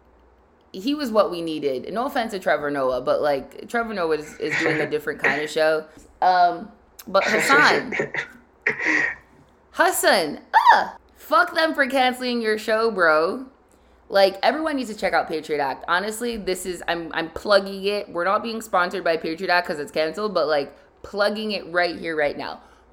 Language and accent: English; Nigeria; as just a Nigerian and a black woman